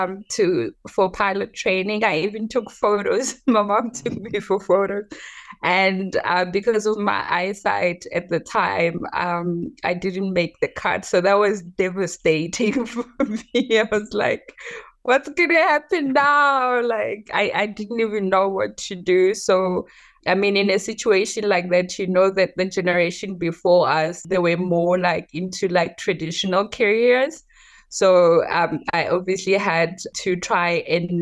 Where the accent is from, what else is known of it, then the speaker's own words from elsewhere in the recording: Johannesburg, Gauteng, South Africa; also born or lived in rural South Africa; Yes, I grew up in South Africa. I was partly raised in the rural parts of South Africa, and then we later moved to Johannesburg.